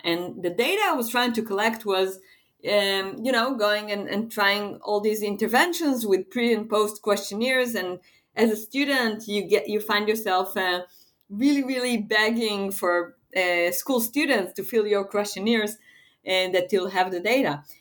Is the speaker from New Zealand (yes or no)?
no; Israel; I am from Israel